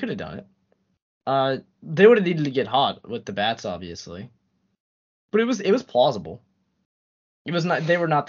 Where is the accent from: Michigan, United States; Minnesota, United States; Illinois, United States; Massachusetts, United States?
Massachusetts, United States; Boston; I grew up in Boston, so I'm a Red Sox fan. My whole family was Red Sox fans